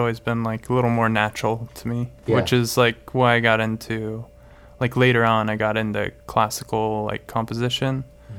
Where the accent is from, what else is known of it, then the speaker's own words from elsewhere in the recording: Orange, California, United States; also born or lived in Colorado; now in Los Angeles, United States; I was born and raised in Orange, California.